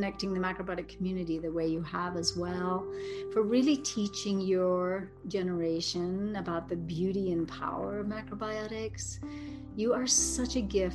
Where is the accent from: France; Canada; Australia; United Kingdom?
United Kingdom; England; I'm so English